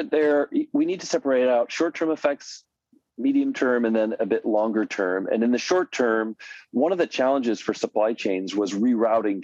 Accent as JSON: {"language": "English", "town": "Detroit", "region": "Michigan", "country": "United States", "tie": "born or raised there", "said": "I grew up in Detroit"}